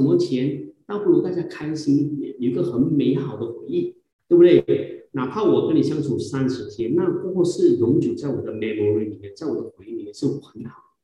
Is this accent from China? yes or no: no; Malaysia; 我们有自己国家的这个马来语